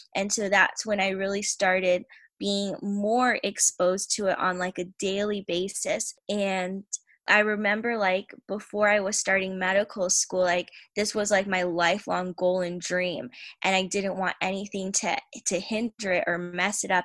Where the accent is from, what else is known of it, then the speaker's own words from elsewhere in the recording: Tampa, Florida, United States; I am from Tampa, Florida